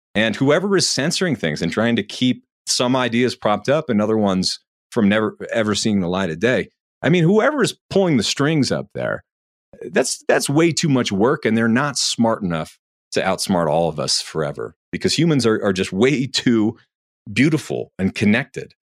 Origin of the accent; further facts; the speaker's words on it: New Hampshire, United States; I'm from New Hampshire